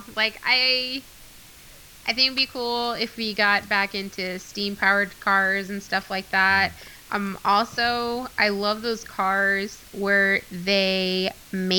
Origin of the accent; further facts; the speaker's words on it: United States; we're American